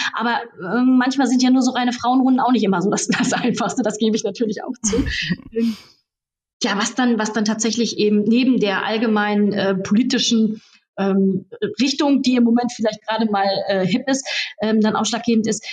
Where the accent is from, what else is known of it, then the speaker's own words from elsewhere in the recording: Raden, North Rhine-Westphalia, Germany; Ich bin zum Beispiel Stadtverbandsvorsitzende der CDU bei uns in Raden, in Sina und meiner Heimatstadt